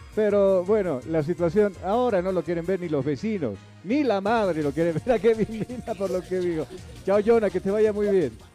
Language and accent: Spanish; Bolivia; yo soy pues boliviano